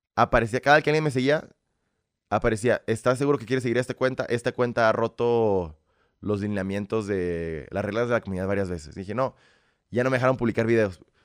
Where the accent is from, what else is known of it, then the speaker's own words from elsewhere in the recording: Mexico; also born or lived in Belarus; Aquí los mexicanos siempre vamos a apoyar a nuestra gente primero